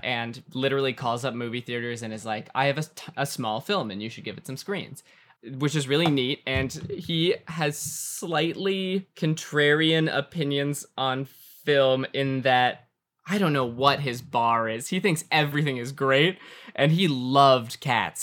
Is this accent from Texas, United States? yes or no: no; Calabasas, California, United States; I was born and raised in Calabasas, California